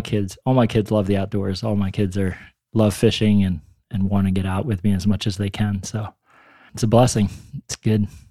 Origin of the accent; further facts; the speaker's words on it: Warren County, Pennsylvania, United States; also born or lived in State College, Pennsylvania; I'm a Pennsylvania native, I would call myself. I grew up up in Warren County, on the banks of the Allegheny.